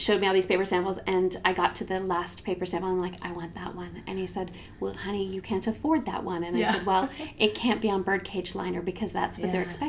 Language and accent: English; Canada; I'm from Canada and I'm going to give away a free magazine.